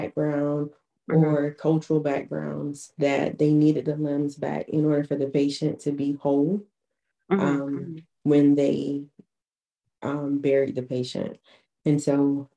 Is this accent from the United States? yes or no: yes; Florence, South Carolina, United States; also born or lived in Charleston, South Carolina; I'm from Florence, South Carolina originally